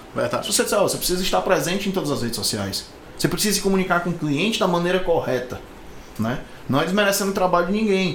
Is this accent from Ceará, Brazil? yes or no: yes; Fortaleza, Ceará, Brazil; also born or lived in Maracanaú (birth, likely ASR 'Maracanã'); a gente não é de Fortaleza, nascemos no Maracanã, eu e o João, mas moramos aqui sempre